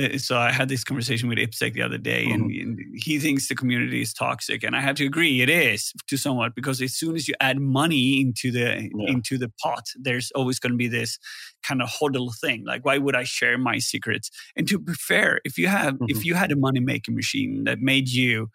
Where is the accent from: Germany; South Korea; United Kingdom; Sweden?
Sweden; Gothenburg, Västra Götaland; Security Fest here in Gothenburg. Mm-hmm. Pretty biased because it's my hometown